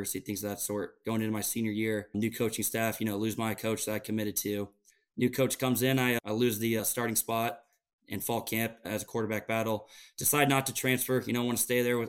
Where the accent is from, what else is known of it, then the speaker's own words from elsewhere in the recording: Council Bluffs, Iowa, United States; moved away as an adult; I came from Council Bluffs, Iowa, you know, a decent town in Iowa